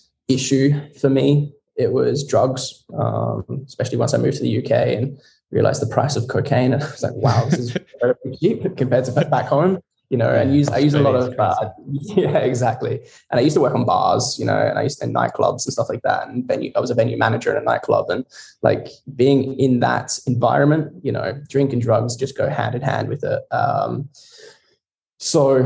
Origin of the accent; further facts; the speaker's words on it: Barossa Valley, South Australia, Australia; moved away as an adult; now in Scotland; I grew up in the Barossa Valley in South Australia, little old Adelaide. And yeah, I grew up there to the age of 20.